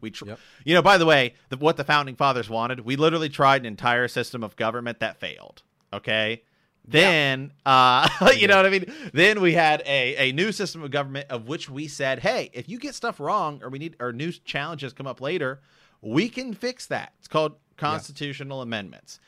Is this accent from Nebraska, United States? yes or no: no; Ohio, United States; I'm from Ohio